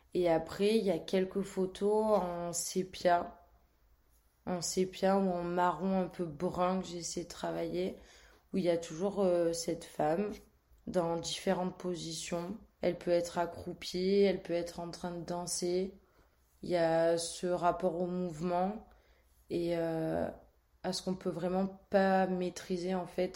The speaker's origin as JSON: {"language": "French", "town": "Marseille", "region": "Provence-Alpes-Côte d'Azur", "country": "France", "tie": "born or raised there", "said": "Je suis née à Marseille, entre Malmousque et le Vallon des Offres"}